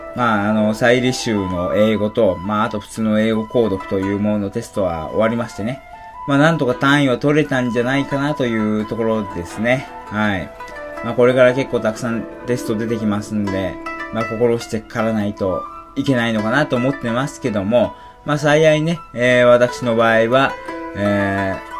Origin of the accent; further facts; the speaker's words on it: Shizuoka, Japan; 私のふるさと、えー、静岡市なんですけども